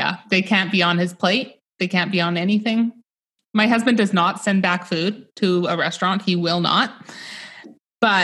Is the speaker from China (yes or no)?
no; Northern British Columbia, Canada; I live in Northern British Columbia in Canada